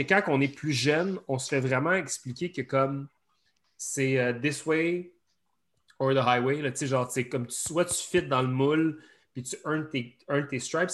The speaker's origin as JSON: {"language": "French", "area": "outside Montreal", "region": "Quebec", "country": "Canada", "said": "on vient de l'extérieur de Montréal"}